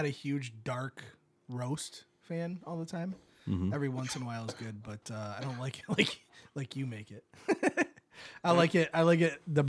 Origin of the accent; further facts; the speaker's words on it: Michigan, United States; I'm from Michigan. I haven't heard of it.